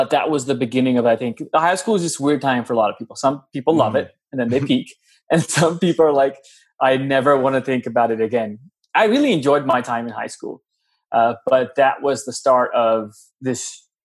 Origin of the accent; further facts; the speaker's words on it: Lahore, Punjab, Pakistan; moved away as an adult; now in United States; I was born and raised in Lahore, Pakistan. Was there when I was 0 years old till I was 19, and then I moved to the US